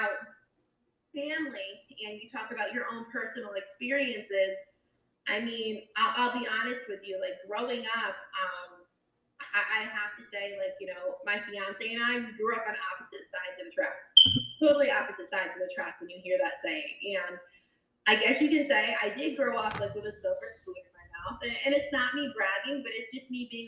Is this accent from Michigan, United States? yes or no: no; Danbury, Connecticut, United States; I didn't grow up in New Canaan. I grew up in Danbury. And Danbury, Connecticut